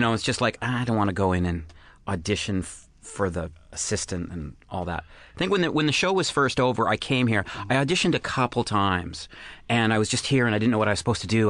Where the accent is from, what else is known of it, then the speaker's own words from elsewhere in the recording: Canada; I'm I'm Canadian